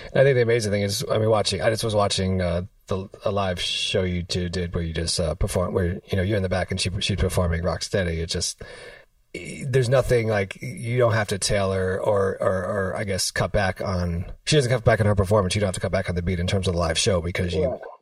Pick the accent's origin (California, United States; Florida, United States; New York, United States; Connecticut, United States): New York, United States; New York City; I'm from I'm from New York City